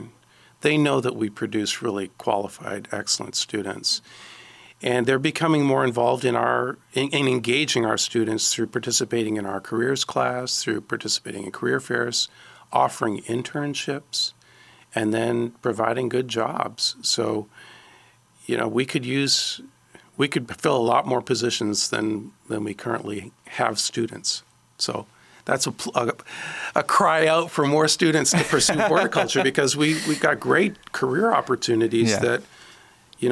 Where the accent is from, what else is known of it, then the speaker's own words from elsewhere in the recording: Ontario, Canada; now in Alabama, United States; I grew up in Ontario.